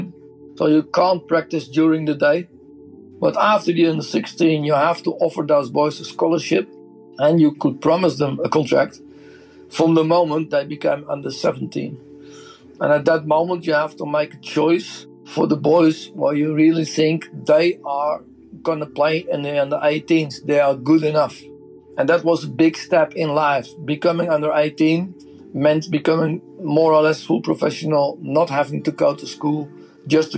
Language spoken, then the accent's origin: English; Netherlands; I'm from Holland.